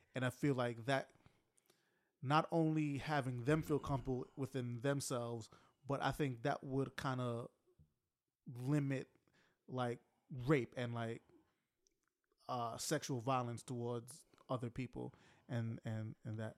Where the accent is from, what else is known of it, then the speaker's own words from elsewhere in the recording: United States; as American society